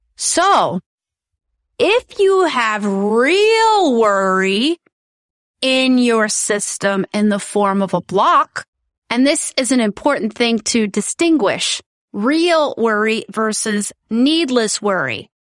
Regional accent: United States; moved away as an adult; now in Netherlands; I am originally from the United States and my daughter goes to a Dutch school

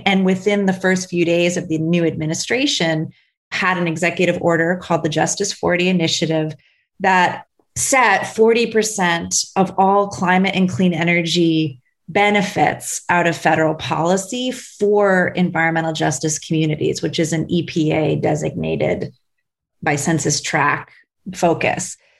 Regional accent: Buffalo, New York, United States; Buffalo, New York, which is my hometown

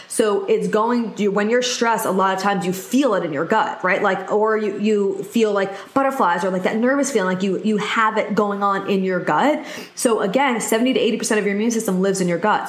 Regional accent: New York, United States; I'm specifically from New York

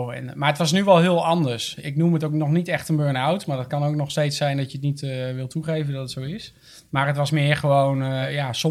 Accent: Assen, Drenthe, Netherlands; ik kom uit Assen.

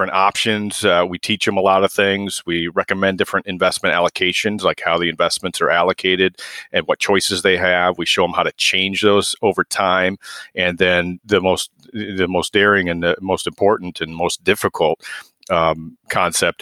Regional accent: Waterloo, Iowa, United States; I grew up in Waterloo and went to UNI

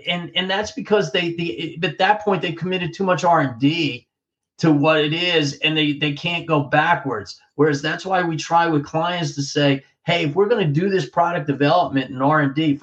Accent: New Jersey, United States; growing up in Central Jersey, I was a Belmar guy

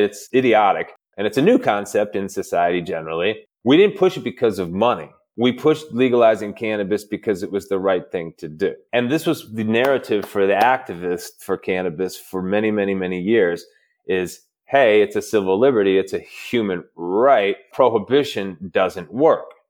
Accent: Midwest, United States; I'm from the Midwest

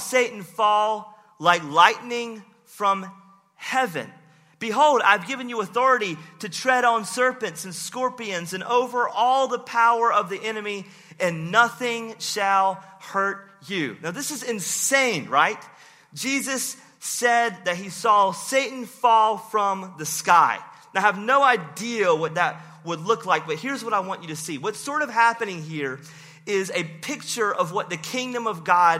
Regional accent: Rocky Mount, North Carolina, United States; my hometown, Rocky Mount.

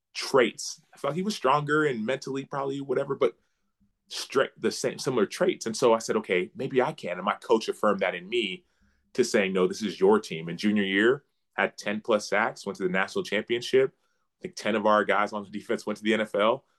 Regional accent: Dallas, Texas, United States; I grew up in Dallas. Uh, my parents were born and raised in Nigeria

